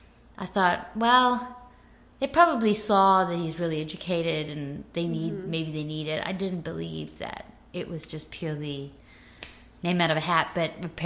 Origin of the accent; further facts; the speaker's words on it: Johannesburg, Gauteng, South Africa; moved away as an adult; now in Nashville, United States; I had just turned 24 when we moved. So I was born and raised in Johannesburg.